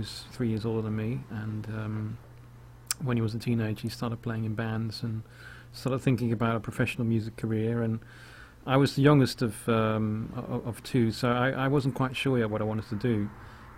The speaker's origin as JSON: {"language": "English", "country": "Netherlands", "also_born_or_lived": "The Hague, Netherlands", "moved": "yes", "said": "I'm originally from Holland, so I was living in The Hague in Holland"}